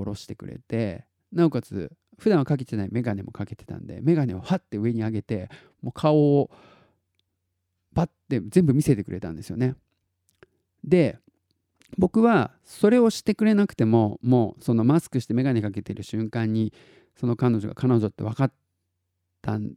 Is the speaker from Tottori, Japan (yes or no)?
yes; Tottori, Japan; born there; 僕あの自己紹介で鳥取生まれギターポップ育ちって言ってるじゃないですか